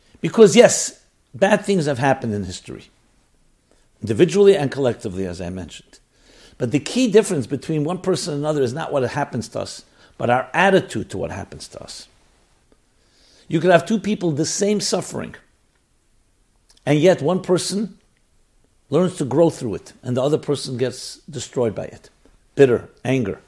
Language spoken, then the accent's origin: English; United States; born or raised there